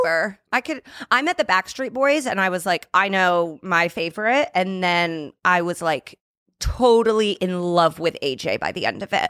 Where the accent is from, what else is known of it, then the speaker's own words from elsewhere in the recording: Indianapolis, Indiana, United States; I'm from Mi, uh, Indianapolis